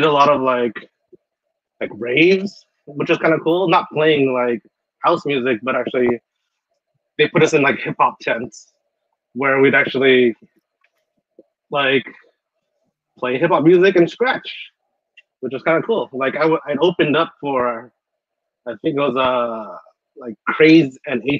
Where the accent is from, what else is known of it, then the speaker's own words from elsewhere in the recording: Long Beach, California, United States; I'm from Long Beach, California